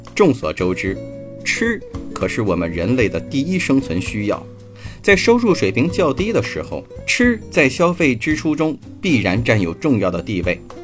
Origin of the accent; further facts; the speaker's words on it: China; 我们中国人见了面，习惯地打一声招呼，吃了吗